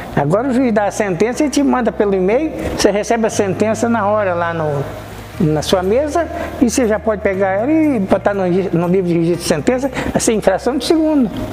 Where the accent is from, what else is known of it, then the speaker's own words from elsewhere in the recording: Minas Gerais, Brazil; also born or lived in Goiás; now in Cascavel, Brazil; eu sou mineiro